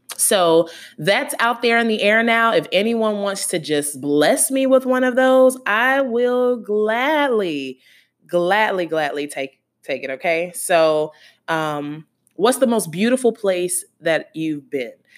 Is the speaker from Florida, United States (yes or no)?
yes; Gainesville, Florida, United States; I was born and raised in Gainesville, Florida